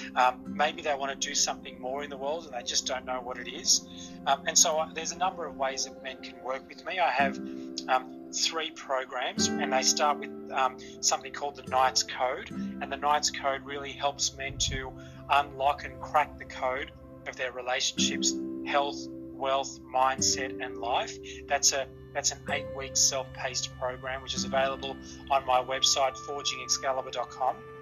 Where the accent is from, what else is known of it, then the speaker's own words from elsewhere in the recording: Australia; I was born in Australia, and I've lived in Australia all of my life